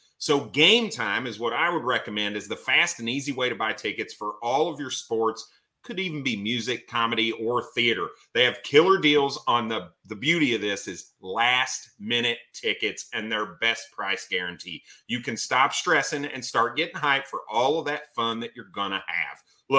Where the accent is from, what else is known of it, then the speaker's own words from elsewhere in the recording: Indiana, United States; now in Cleveland, United States; I'm from Indiana, born and raised. I haven't lived there in a while, but I was born and raised there.